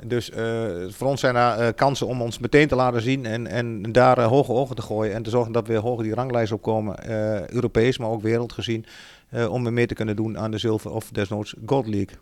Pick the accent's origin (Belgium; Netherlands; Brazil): Netherlands; Achterhoek, Gelderland; ik kom uit de Achterhoek